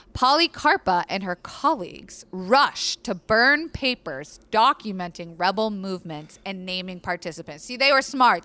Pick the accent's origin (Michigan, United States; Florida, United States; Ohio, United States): Florida, United States; I was raised in Florida